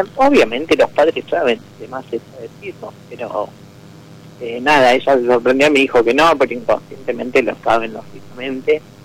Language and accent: Spanish; Balcarce, Buenos Aires Province, Argentina; De Valcarce